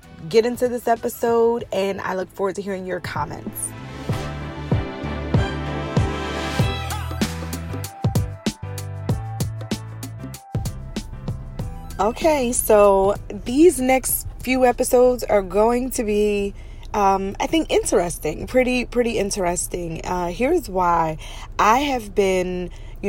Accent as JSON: {"language": "English", "region": "Pennsylvania", "country": "United States", "tie": "born or raised there", "also_born_or_lived": "New York", "said": "When I was a child, we moved from New York to Pennsylvania, but I was like 9 years old"}